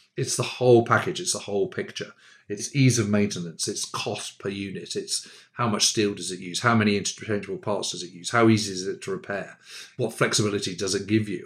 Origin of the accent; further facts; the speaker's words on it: United Kingdom; I'm a Brit